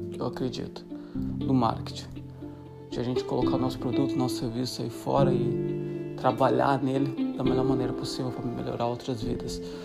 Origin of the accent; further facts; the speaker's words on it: Brazil; a gente é brasileiro